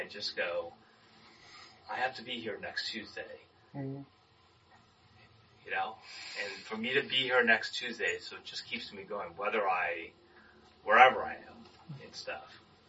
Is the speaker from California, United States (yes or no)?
yes; Anaheim, California, United States; I when I was born here in Anaheim, I have one sister who's a year and a half younger than me